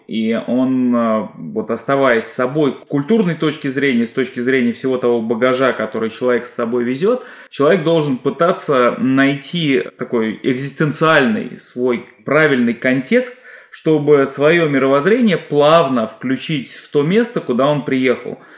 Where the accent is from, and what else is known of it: Russia; now in Canada